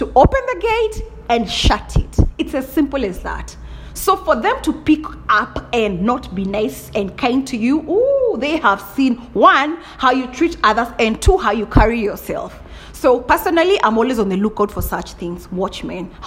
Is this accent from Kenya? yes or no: yes; Kenya; I'm a typical Kikuyu. Right? I told you I'm from Kenya 254